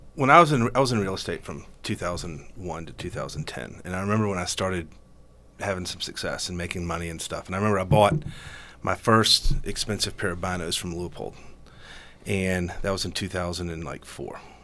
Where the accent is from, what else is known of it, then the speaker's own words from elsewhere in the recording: Georgia, United States; I'm from Georgia